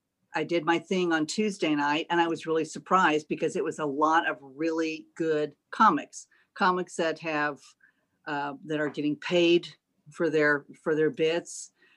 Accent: Austin, Texas, United States; now in Greenville, United States; Originally, I'm from Austin, Texas.

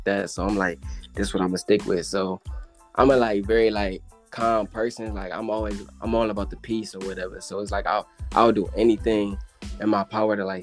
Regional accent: Cleveland, Ohio, United States; I'm from Cleveland, born and raised.

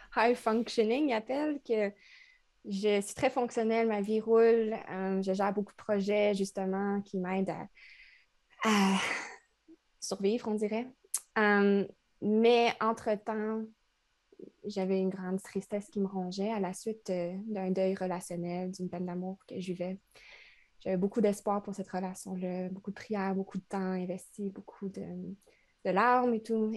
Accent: Trois-Rivières, Quebec, Canada; moved away as an adult; now in Montreal, Canada; je viens de Trois-Rivières. C'est une ville entre Québec et Montréal, la deuxième plus ancienne ville du Québec

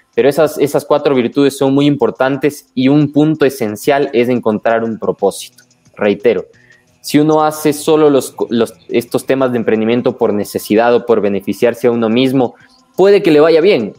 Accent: Ecuador; como ecuatorianos

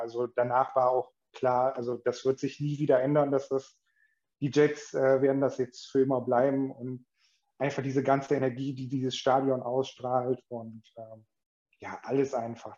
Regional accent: Mönchengladbach, North Rhine-Westphalia, Germany; komme gebürtig aus Gladbach

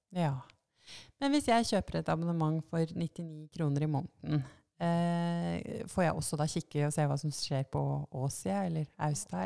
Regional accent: Lillehammer, Innlandet, Norway; moved away; Jeg er fra Lillehammer. Jeg startet Ballbergavisa da jeg var ti år

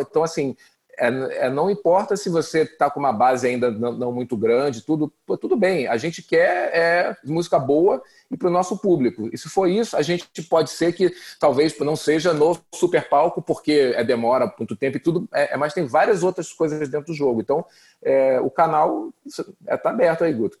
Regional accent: Brazil; Eu sou brasileiro

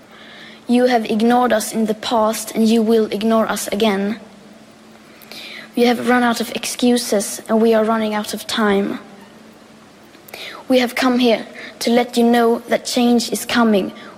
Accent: Sweden; I am 15 years old and I'm from Sweden.

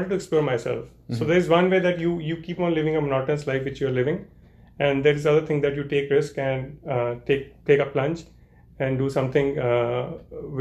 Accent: Chandigarh, India; moved away as an adult; now in Canada; I come from Chandigarh. So Chandigarh is a pretty beautiful city in India.

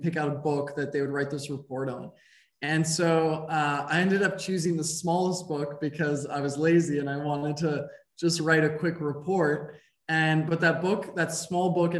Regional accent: Montreal, Quebec, Canada; I grew up in Montreal, Quebec in Canada, lived here for most of my life.

